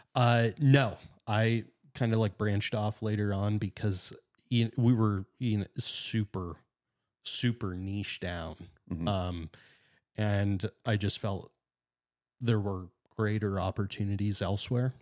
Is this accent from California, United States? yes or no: no; Titusville, Pennsylvania, United States; I'm northwestern Pennsylvania guy. I was born and raised in Titusville